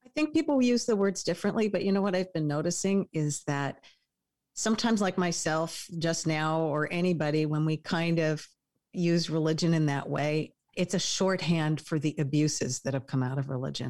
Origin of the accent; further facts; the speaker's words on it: New York, United States; moved away; I'm a New Yorker